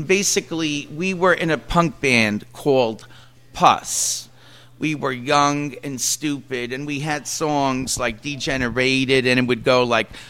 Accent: New York City, New York, United States; We grew up in Queens

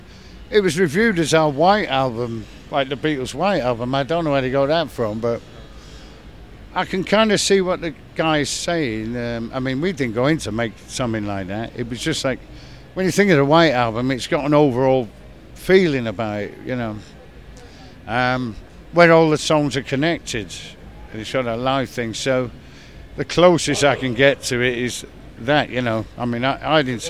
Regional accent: Manchester, North West England, United Kingdom

